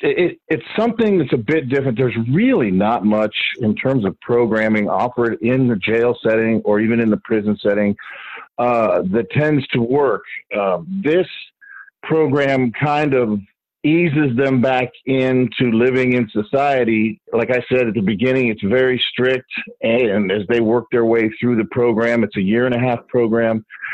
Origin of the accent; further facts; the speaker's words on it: Miami, Florida, United States; was at a convention in my hometown in Miami, actually in Miami Beach.